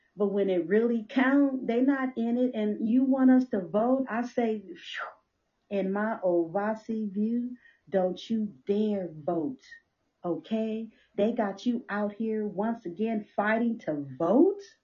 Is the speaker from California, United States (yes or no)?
yes; Compton, California, United States; especially as a young girl growing up in Compton